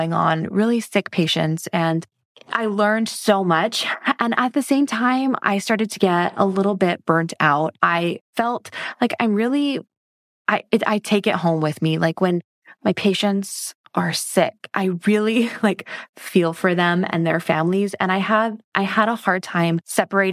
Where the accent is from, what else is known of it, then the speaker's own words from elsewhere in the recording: Hawaii, United States; moved away as an adult; Born and raised in Hawaii, and that's where I live now.